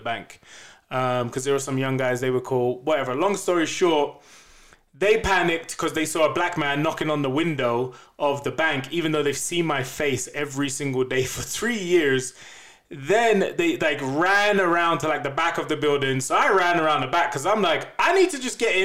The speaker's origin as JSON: {"language": "English", "region": "England", "country": "United Kingdom", "accent": "English", "moved": "yes", "lives_now": "Denver, United States", "said": "I'm black and I'm English, so I've got an accent"}